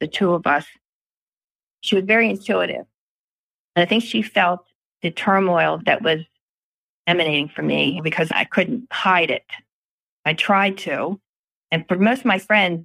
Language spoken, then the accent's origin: English; Baltimore, Maryland, United States; I grew up in Pimlico